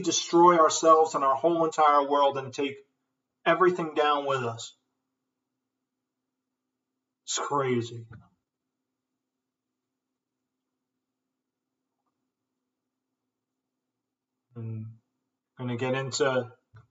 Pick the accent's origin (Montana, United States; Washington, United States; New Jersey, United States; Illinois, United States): New Jersey, United States; I'm from New Jersey